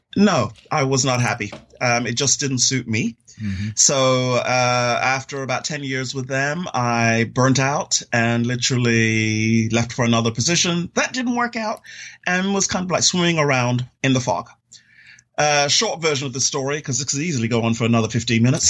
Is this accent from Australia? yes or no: no; London, United Kingdom; moved away; also born or lived in Florida, United States; I'm originally from London, England, and grew up there uh, most of my younger formative years